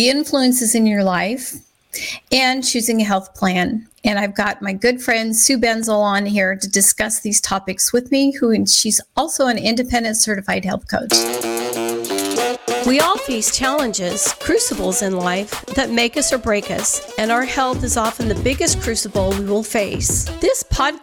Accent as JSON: {"language": "English", "town": "Scottsbluff", "region": "Nebraska", "country": "United States", "tie": "born or raised there", "said": "I grew up in Scotts Bluff."}